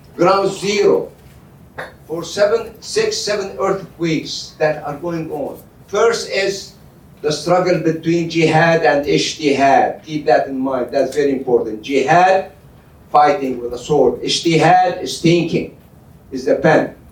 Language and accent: English; Al-Hasakah Governorate, Syria; moved away; I'm from Hasakeh province, where the Kurds are located. And I was born there, I grew up there